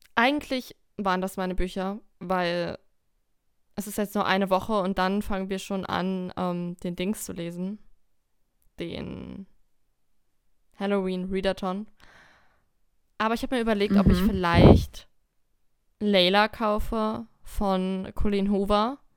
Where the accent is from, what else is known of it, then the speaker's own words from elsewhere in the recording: Lower Saxony, Germany; Wir kommen aus Niedersachsen